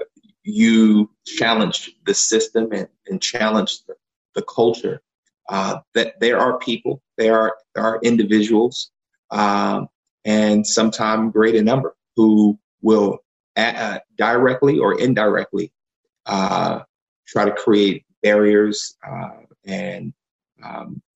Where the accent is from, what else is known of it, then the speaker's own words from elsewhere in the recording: Philadelphia, Pennsylvania, United States; I grew up in Germantown here in Philadelphia